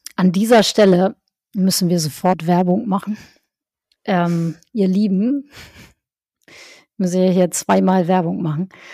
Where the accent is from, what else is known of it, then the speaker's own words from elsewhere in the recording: Northern Germany, Germany; Ich bin ja in, im Norddeutschland aufgewachsen